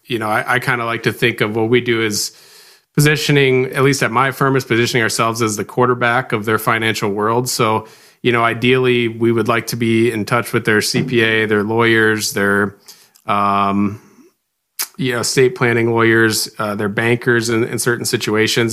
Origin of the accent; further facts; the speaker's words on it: Rock Rapids, Iowa, United States; moved away as an adult; now in Sioux Falls, United States; I grew up right here in Rock Rapids, Iowa